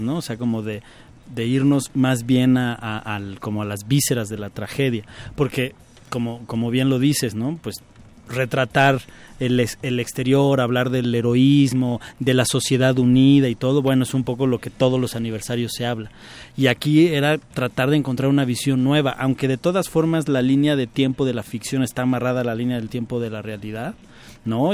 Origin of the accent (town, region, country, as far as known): Mexico